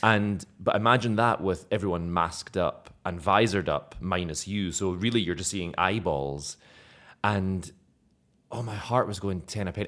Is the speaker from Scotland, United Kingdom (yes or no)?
yes; Scotland, United Kingdom; accent: Scottish brogue; now in Malta; I was using my own Scottish brogue, but not very thick